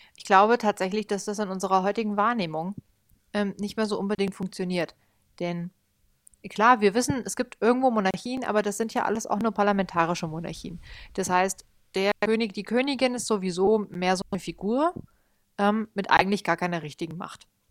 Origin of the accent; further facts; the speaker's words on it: Germany; bei uns in Deutschland